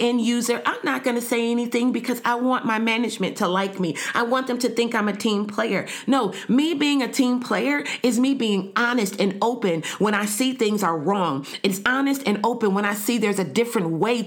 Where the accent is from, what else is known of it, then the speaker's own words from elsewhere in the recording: United States; now in Canada; Me being an American living in Canada